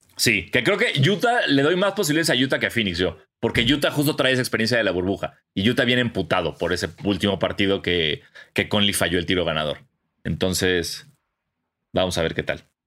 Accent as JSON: {"language": "Spanish", "country": "Mexico", "said": "de México."}